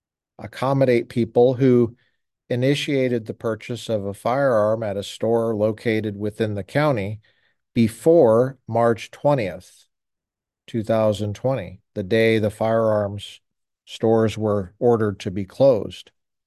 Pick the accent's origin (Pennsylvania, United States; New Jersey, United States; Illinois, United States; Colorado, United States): Colorado, United States; In a state like I grew up in Colorado, you could look in the back of the paper, the Rocky Mountain News, and find ads for the sale of any number of items, including firearms.